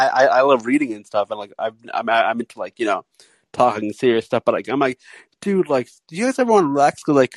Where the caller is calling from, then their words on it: California, United States; Southern California.